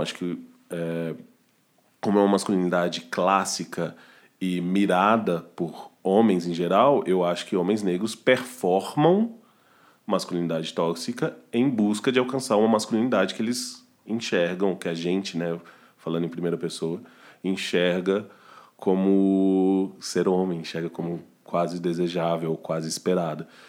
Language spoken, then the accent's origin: Portuguese; Belo Horizonte, Minas Gerais, Brazil; now in São Paulo, Brazil; Belo Horizonte, que é de onde eu sou